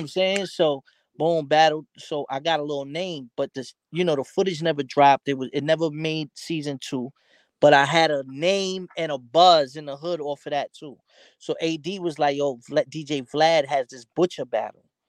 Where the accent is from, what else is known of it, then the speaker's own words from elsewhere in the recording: New York City, New York, United States; growing up in New York, especially 90s, early 2000s